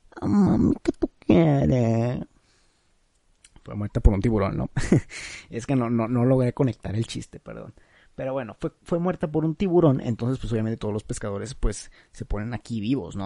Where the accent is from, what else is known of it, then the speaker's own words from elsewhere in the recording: Mexico; Ah, es que soy de México. Ay, ay, perdón, es que, es que soy mexicano